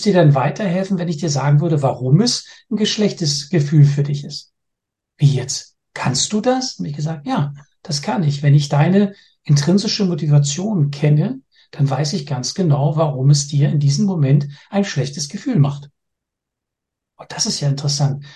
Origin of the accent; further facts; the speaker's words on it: Berlin, Germany; moved away as an adult; now in Denmark; Ich bin gebürtiger Berliner, lebe aber schon seit über 27 Jahren jetzt in Dänemark